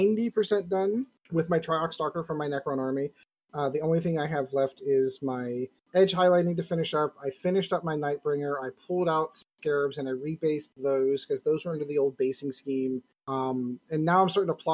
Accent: Pittsburgh, Pennsylvania, United States; I'm from Pittsburgh

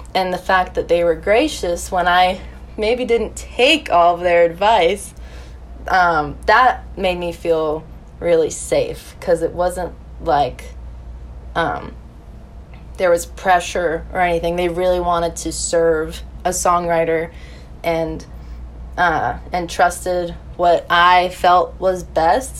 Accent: West Milford, New Jersey, United States; moved away as an adult; now in Nashville, United States; I'm from West Milford, New Jersey

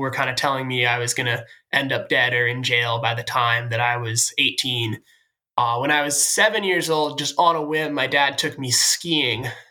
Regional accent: Sudbury, Massachusetts, United States; I'm from Sudbury, Massachusetts.

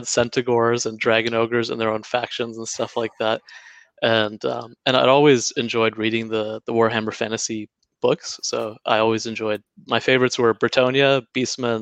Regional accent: Canada; moved away as an adult; now in New Zealand; I'm originally Canadian, but be living here for 7 years.

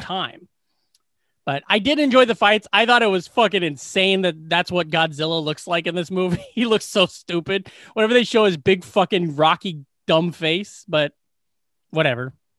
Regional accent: Glenwood, Iowa, United States; in my hometown, the place that everybody works where they take care of, uh, like, people with mental, mental disabilities

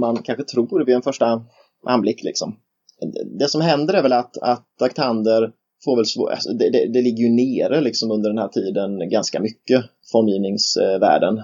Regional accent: Nässjö, Jönköping County, Sweden; jag är från Nässjö

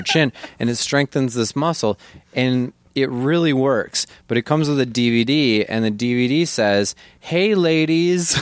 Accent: Janesville, Wisconsin, United States; I'm from Janesville, Wisconsin. Like, we, I think we had, I know I'm not kidding, I think we had twenty black people in our town when I grew up.

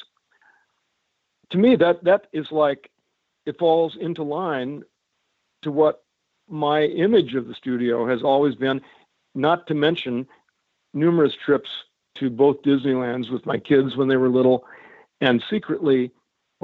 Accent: Cedar Rapids, Iowa, United States; since I was a little kid growing up in Cedar Rapids, Iowa

